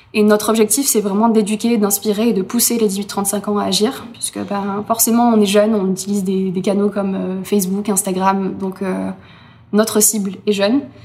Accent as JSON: {"language": "French", "town": "Berre-l'Étang", "region": "Provence-Alpes-Côte d'Azur", "country": "France", "said": "chez moi, à Berlétan"}